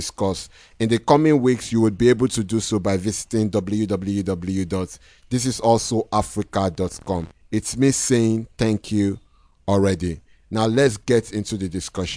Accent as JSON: {"language": "English", "region": "Lagos", "country": "Nigeria", "said": "from Lagos, Nigeria"}